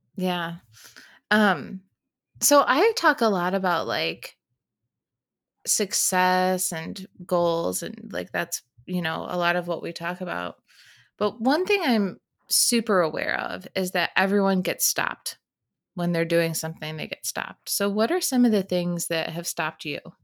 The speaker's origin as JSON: {"language": "English", "region": "Michigan", "country": "United States", "moved": "yes", "said": "I'm from Michigan"}